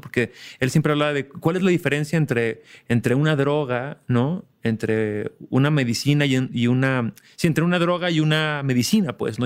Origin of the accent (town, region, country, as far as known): Mexico